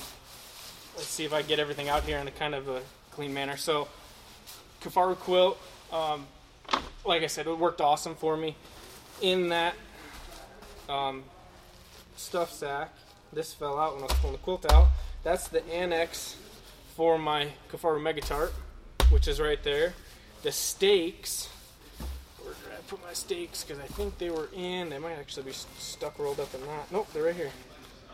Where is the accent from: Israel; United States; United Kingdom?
United States; Wisconsin; growing up in Wisconsin